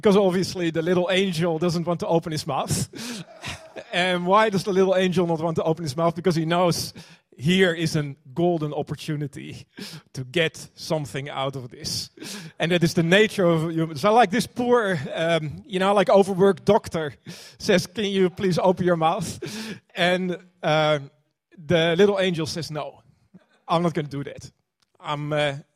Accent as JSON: {"language": "English", "country": "Netherlands", "moved": "yes", "lives_now": "New Zealand", "said": "I'm, you know, like originally from Holland. You could probably hear that."}